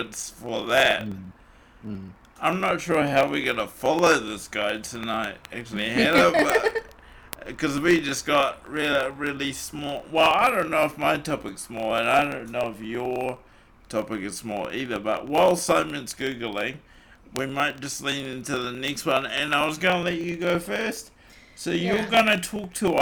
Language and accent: English; New Zealand; accent: New Zealand